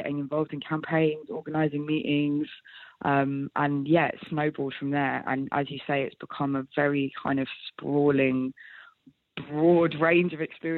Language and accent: English; London, United Kingdom; growing up in London